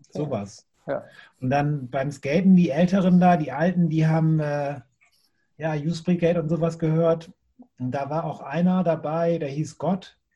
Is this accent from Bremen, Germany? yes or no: yes; Bremen, Germany; Ja, also als ich angefangen habe zu skaten, ich komme ja aus Bremen Nord, das ist nochmal ein bisschen